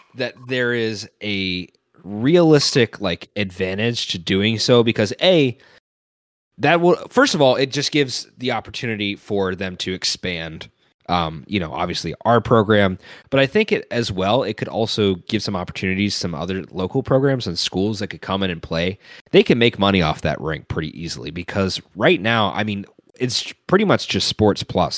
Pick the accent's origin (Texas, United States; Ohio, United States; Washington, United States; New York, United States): Ohio, United States; Cincinnati; as somebody who's watched so many Bengals games throughout my entire life, growing up in Cincinnati